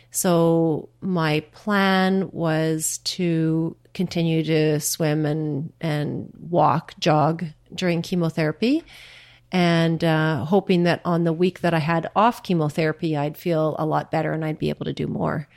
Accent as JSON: {"language": "English", "town": "Churchill", "region": "Manitoba", "country": "Canada", "tie": "born or raised there", "moved": "yes", "lives_now": "Ottawa, Canada", "said": "1962 when I was born in Churchill."}